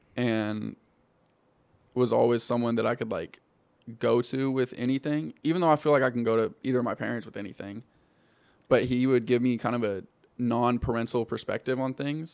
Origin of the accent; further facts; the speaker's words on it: California, United States; moved away as an adult; also born or lived in Denver; I grew up in California